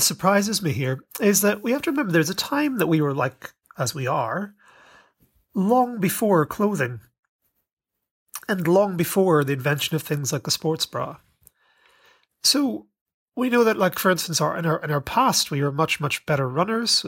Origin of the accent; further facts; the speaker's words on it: Ireland; I was raised in Ireland